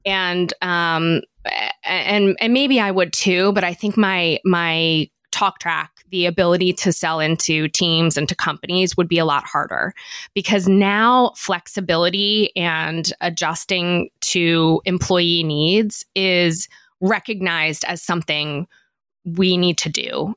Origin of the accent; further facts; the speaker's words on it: Philadelphia, Pennsylvania, United States; I'm from Philadelphia